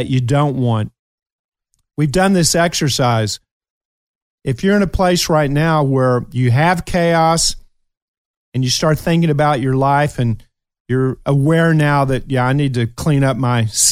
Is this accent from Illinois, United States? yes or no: no; Kentucky, United States; moved away; I'm still a hillbilly from Kentucky, and I'm very proud of it